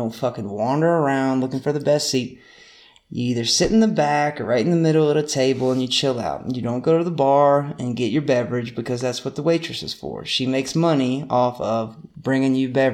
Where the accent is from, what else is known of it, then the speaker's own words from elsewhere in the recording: North Carolina, United States; We're from North Carolina